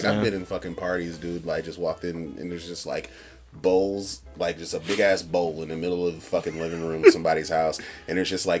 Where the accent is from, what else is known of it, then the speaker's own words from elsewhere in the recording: North Carolina, United States; So we grew up in North Carolina listening to everything.